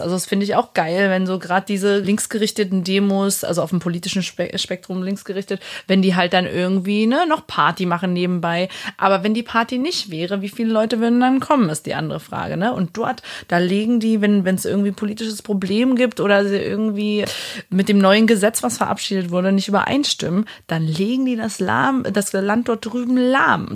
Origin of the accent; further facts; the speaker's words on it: Halle, Saxony-Anhalt, Germany; now in Berlin, Germany; Ich komme aus Halle an der Saale, bin aber seit 2013 Wahlberlinerin